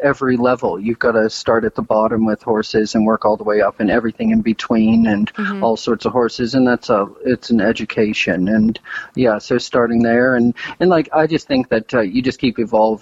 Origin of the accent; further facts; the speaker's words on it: Western Pennsylvania, United States; I'm from Western Pennsylvania and not a horsey family